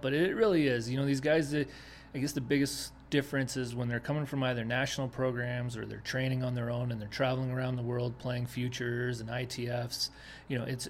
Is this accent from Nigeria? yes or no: no; Denmark; moved away; also born or lived in Winnipeg, Canada / South Carolina; I was born and raised in Denmark